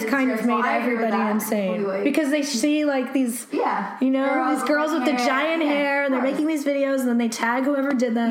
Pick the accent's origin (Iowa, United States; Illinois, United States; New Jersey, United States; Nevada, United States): New Jersey, United States; moved away as an adult; also born or lived in Brooklyn, New York; I grew up in Jersey, and then I lived in Brooklyn for a little while, and then I moved here.